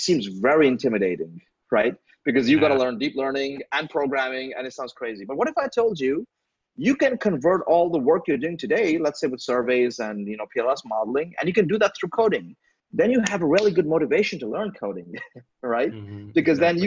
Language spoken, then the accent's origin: English; India; I'm from India